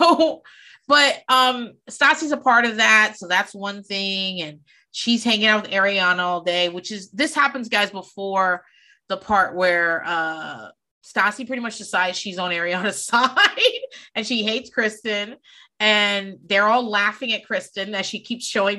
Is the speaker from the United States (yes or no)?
yes; Norfolk, Virginia, United States; moved away; I was born in Virginia